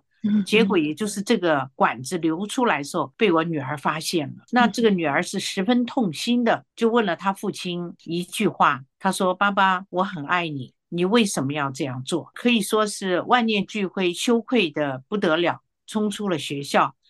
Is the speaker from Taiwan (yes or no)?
yes; Taiwan; 他是香港来的，我是台湾来的，我们文化上也有冲突啊。